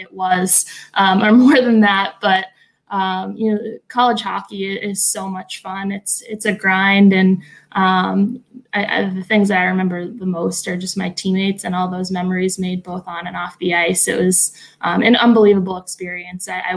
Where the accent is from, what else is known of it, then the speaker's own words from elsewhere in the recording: Boston, Massachusetts, United States; a girl growing up in Boston